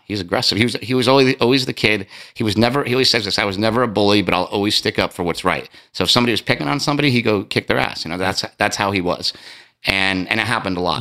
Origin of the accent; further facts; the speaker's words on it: East Coast, United States; I'm from the East Coast